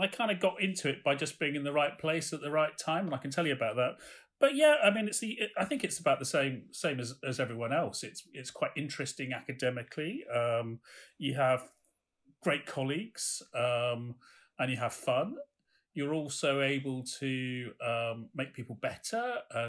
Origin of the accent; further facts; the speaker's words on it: Bristol, South West England, United Kingdom; moved away as an adult; also born or lived in London; now in Glasgow, United Kingdom; I grew up in Bristol, and my mum wanted me to stay at home and study